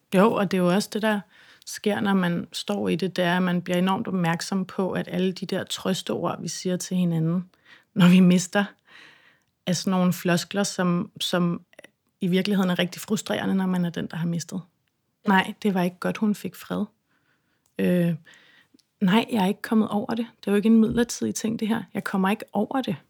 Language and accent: Danish; Christiansø, Capital Region of Denmark, Denmark; jeg kommer fra Christiansø